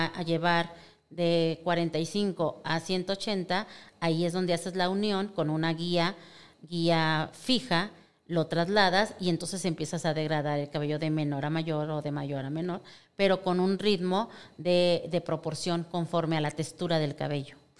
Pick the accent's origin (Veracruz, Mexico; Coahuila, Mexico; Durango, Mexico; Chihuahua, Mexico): Durango, Mexico; soy yo de Durango, nacida en Durango